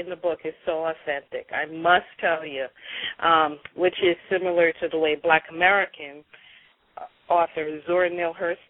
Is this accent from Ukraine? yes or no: no; Jamaica; say I'm Jamaican, so when I took on, my ancestors took on African and English, and we kind of hodgepodged it.